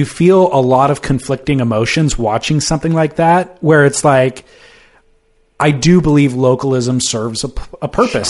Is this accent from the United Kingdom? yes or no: no; California, United States; I grew up in Orange County, just kind of all around Orange County.